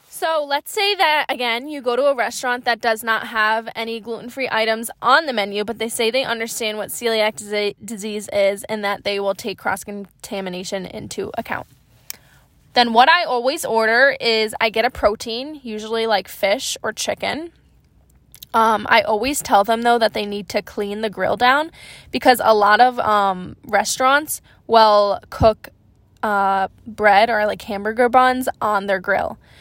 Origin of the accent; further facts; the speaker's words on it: Upstate New York, United States; also born or lived in Boston; I'm a New Yorker, but I'm from upstate.